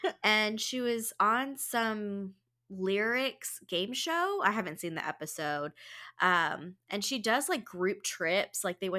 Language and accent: English; Philippines; I'm Filipina.